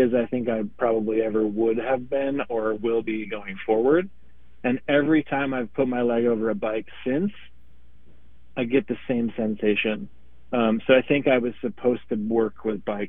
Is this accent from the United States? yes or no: yes; United States; now in Minneapolis, United States; I'm from Wisconsin, Minnesota. I currently live in Minneapolis, Minnesota